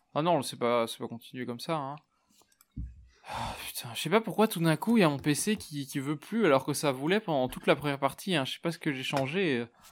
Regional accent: Belgium; je suis belge, donc si vous entendez des 70 ou des 90, ne soyez pas surpris

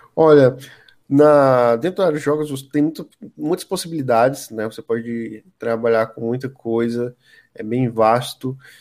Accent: Piripiri, Piauí, Brazil; eu morava na minha infância, né? Uma casa lá em Piripiri

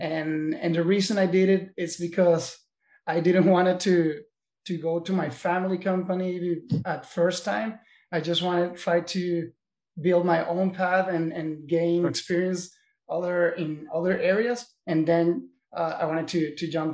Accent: Caracas, Capital District, Venezuela; moved away as an adult; also born or lived in New York, United States; now in Miami, United States; I was raised and born in Venezuela, in Caracas, in the capital.

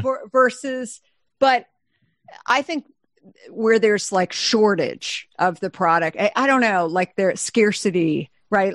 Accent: Arizona, United States; I'm from Arizona

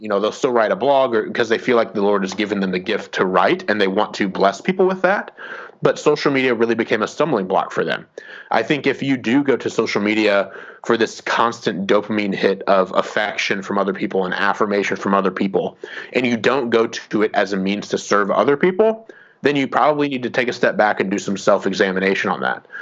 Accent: Fort Wayne, Indiana, United States; moved away; I grew up in in Fort Wayne, Indiana.

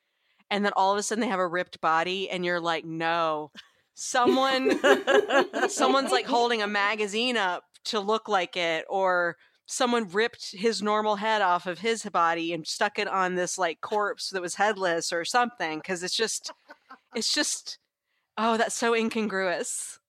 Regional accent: the South, United States; Well, I grew up in the South. I do say Reese's Pieces sometimes when I'm not paying attention.

